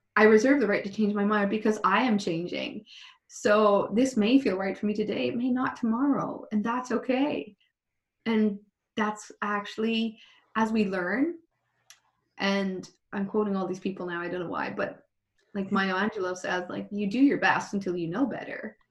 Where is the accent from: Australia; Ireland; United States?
Ireland; being Irish